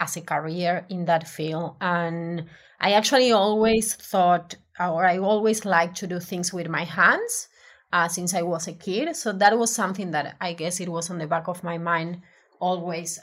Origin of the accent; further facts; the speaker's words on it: Argentina; English is a second language; moved away as an adult; now in Melbourne, Australia; I'm originally from Argentina